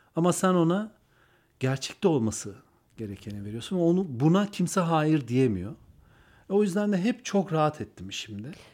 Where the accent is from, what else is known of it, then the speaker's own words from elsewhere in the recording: Antalya, Turkey; also born or lived in Ankara / Kars; Karslıyız aslında ama Antalya'da büyüdüm. Ankara'da doğdum